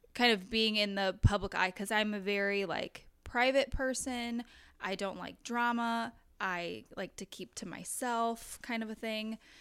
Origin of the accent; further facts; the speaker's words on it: Crystal City, Missouri, United States; I grew up in Crystal City